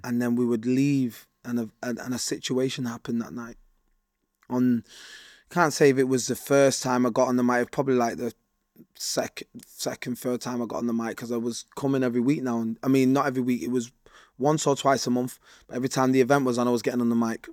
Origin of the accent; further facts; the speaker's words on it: United Kingdom; I was born and raised in Rush Home